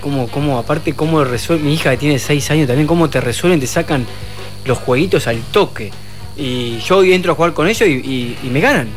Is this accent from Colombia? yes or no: no; Argentina; nosotros los argentinos